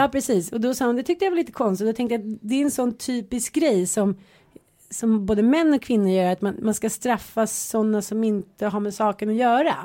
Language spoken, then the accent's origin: Swedish; Stockholm, Stockholm County, Sweden; also born or lived in Jönköping; jag flyttade från Stockholm till Jönköping. Var nio år. De tyckte att man var superball för att man kom från Stockholm. Sen flyttade man hem från Jönköping till Stockholm